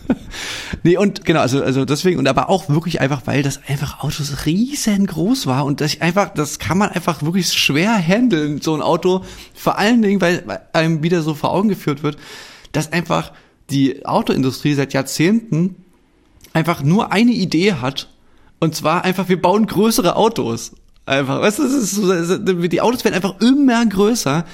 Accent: East Germany, Germany; als Ossi

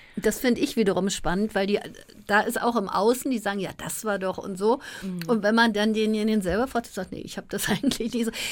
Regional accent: Berlin, Germany; Wilmersdorf ähm, aufgewachsen

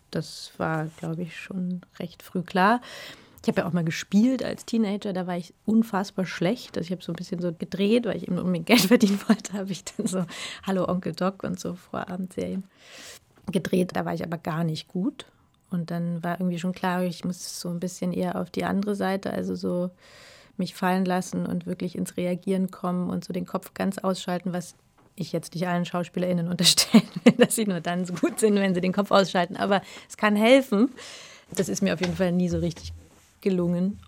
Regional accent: Berlin, Germany; born or raised there; also born or lived in Brandenburg

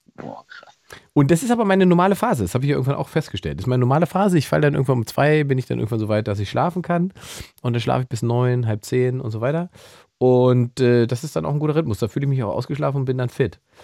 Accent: Salzwedel, Saxony-Anhalt, Germany; moved away; ich komme ja aus Sachsen-Anhalt ursprünglich. In einem kleinen Nest oh. namens Salzwedel.

